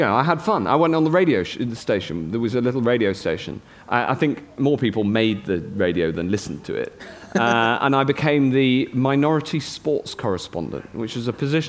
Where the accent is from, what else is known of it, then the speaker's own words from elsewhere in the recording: Chester, North West England, United Kingdom; accent: Cheshire; So I lost my Cheshire accent. It was a chance to start again, actually. It was a chance to... I met a completely new group of friends. Just the opportunities were unbelievable. And coming from quite a provincial town, Chester's lovely. It's a great place to grow up.